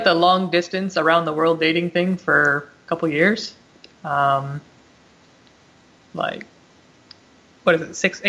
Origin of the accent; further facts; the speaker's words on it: Gainesville, Florida, United States; also born or lived in Georgia; I was born in Georgia, moved to Florida, roughly elementary school. Pretty much grew up in Gainesville, so by default, I have to be a Florida Gator.